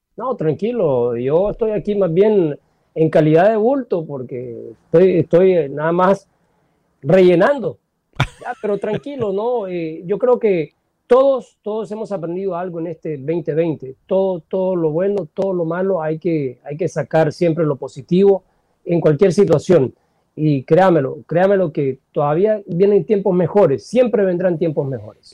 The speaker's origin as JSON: {"language": "Spanish", "country": "El Salvador", "tie": "born or raised there", "said": "nací en El Salvador"}